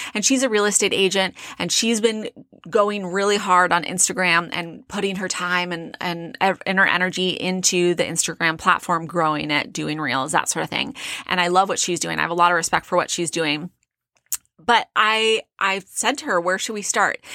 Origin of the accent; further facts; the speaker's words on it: South Orange County, California, United States; now in Phoenix, United States; I grew up in South Orange County.